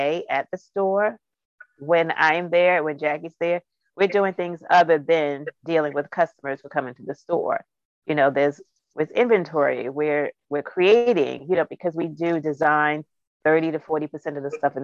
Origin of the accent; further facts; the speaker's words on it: Jersey City, New Jersey, United States; also born or lived in New York City; We were born and raised in Jersey City, and Jersey City, which is a snatch away from New York